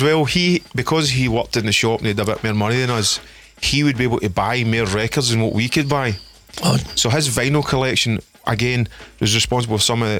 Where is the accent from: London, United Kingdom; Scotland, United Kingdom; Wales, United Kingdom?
Scotland, United Kingdom; Stevenston; I'm from Stevenson, which is right next to Salkett's